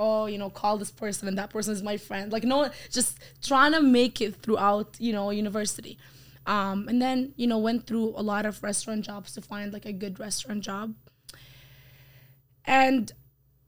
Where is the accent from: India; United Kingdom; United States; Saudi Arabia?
Saudi Arabia; English is a second language; moved away as an adult; now in Canada; I was raised in Saudi Arabia